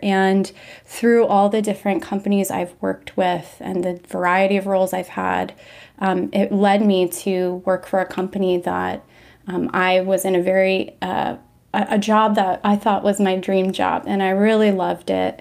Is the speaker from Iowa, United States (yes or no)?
no; Washington, District of Columbia, United States; now in Austin, United States; I'm originally from Washington, D C, metro area, but I currently live in Austin, Texas